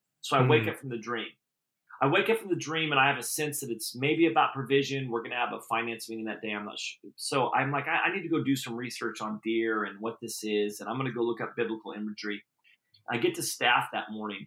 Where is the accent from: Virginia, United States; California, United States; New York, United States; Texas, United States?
California, United States; Redding; now in Folsom, United States; I grew up in Redding. It had 70,000 people in it.